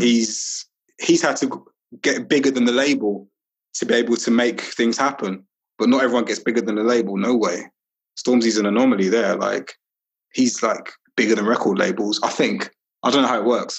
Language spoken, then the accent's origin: English; London, United Kingdom; moved away as an adult; also born or lived in Walthamstow / Highbury; I grew up in Brixton